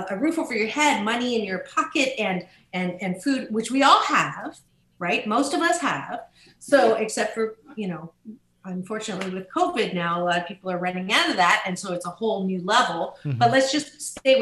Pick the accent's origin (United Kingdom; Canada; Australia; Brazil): Canada; I was born in Canada